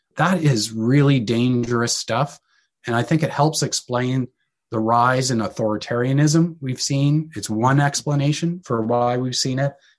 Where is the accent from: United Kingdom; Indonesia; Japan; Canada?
Canada; being Canadian, located in Canada